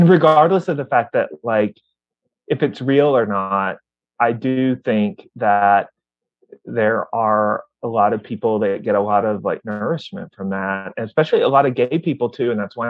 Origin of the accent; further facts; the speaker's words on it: the South, United States; I was very much a nerdy guy growing up in the South